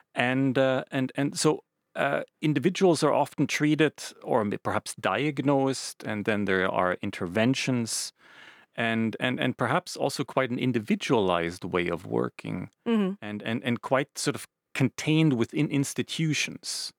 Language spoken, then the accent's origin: English; Canada; now in Finland; I grew up in Canada, quite close to uh, native peoples, indigenous peoples' reservations.